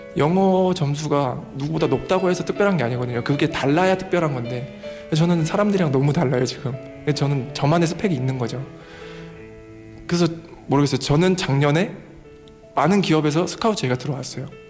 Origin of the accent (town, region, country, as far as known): South Korea